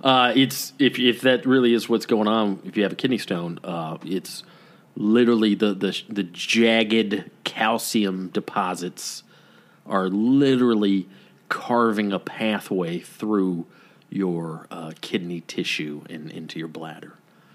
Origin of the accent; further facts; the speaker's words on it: Laos; I'm from Laos, landlocked country in Southeast Asia.